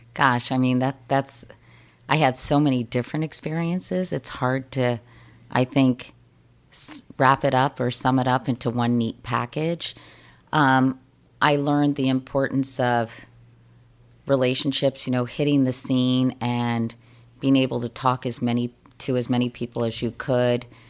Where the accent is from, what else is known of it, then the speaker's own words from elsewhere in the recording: Arlington, Virginia, United States; moved away as an adult; also born or lived in Miami; now in New York, United States; I'm from Arlington, Virginia